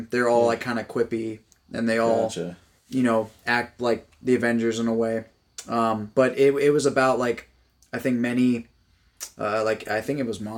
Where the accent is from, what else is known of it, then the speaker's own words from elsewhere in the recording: Florida, United States; I grew up in Florida